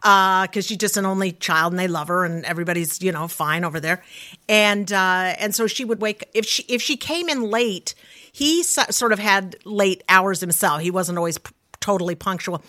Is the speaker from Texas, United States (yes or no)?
no; Salt Lake City, Utah, United States; I grew up in Salt Lake City